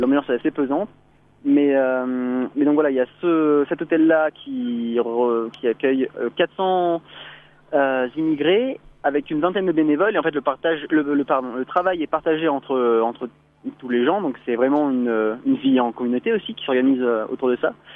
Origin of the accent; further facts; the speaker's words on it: Auvergne-Rhône-Alpes, France; on rentre chez nous en Rhône-Alpes